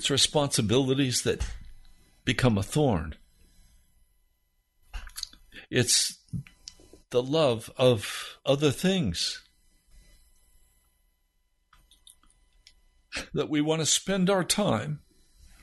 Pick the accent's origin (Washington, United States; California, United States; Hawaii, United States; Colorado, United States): Colorado, United States; Denver; I was born in Denver, Colorado